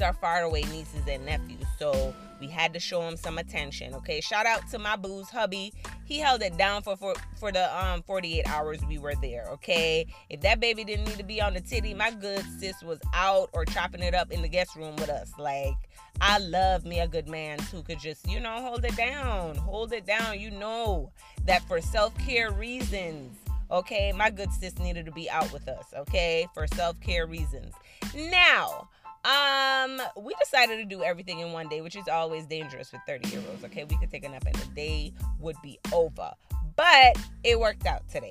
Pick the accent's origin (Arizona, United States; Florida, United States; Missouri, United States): Florida, United States; Miami; I'm from Miami.